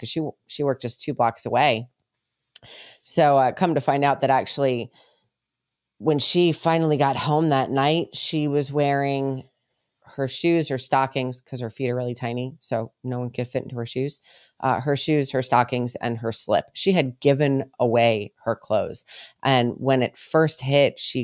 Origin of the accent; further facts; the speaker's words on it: United States; moved away; also born or lived in New York / Connecticut / Colorado; we grew up in New York and then Connecticut.